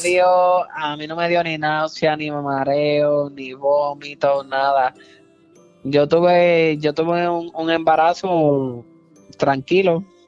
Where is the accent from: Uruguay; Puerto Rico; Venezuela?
Puerto Rico; yo soy puertorriqueño